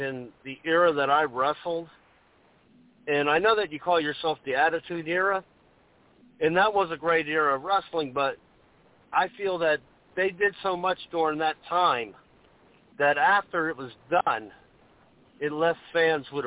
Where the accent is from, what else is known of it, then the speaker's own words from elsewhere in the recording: the South, United States; I grew up in the South